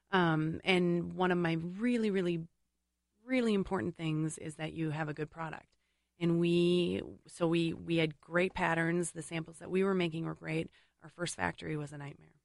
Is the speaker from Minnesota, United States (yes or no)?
yes; St. Paul, Minnesota, United States; I grew up in St. Paul